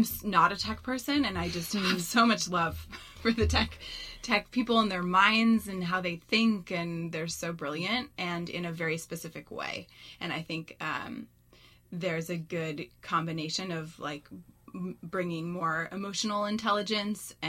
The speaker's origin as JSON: {"language": "English", "town": "Mill Valley", "region": "California", "country": "United States", "tie": "born or raised there", "said": "I grew up in Mill Valley."}